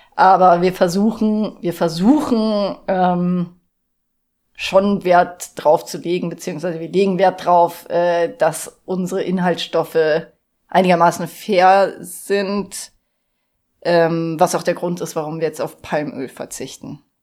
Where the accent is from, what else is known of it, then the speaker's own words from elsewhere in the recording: Munich, Bavaria, Germany; now in Garmisch-Partenkirchen, Germany; Und ich komme aus München